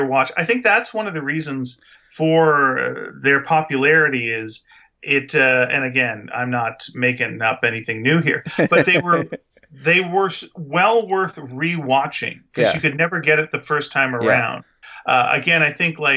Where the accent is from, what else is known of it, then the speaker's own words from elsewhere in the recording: Vancouver, British Columbia, Canada; we're from Vancouver. We recorded this here in Canada